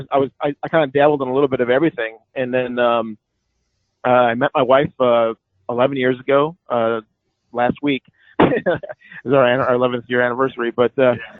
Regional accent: Chicago, Illinois, United States; now in Mississippi, United States; I grew up in Chicago

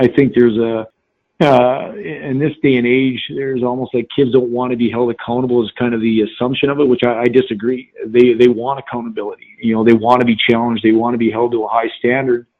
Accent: North Dakota, United States; moved away; I grew up in North Dakota.

